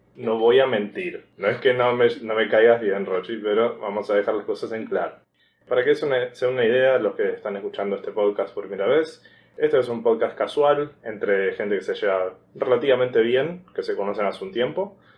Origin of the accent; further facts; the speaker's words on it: Argentina; siendo argentino, familia, clase media